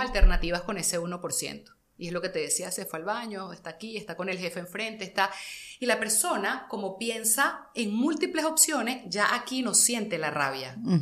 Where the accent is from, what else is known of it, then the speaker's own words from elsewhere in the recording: Caracas, Capital District, Venezuela; yo soy muy caraqueña